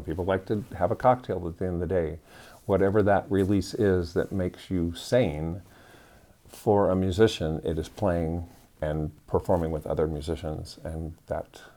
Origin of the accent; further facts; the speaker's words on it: Iowa, United States; moved away as an adult; I grew up in a very small town in Iowa